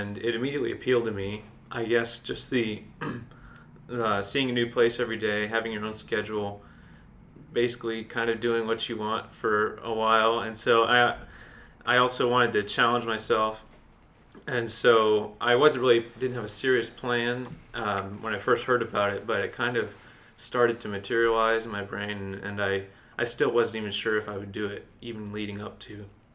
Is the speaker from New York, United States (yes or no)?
no; Greenville, South Carolina, United States; I'm from the Greenville area. I went to the academy for high school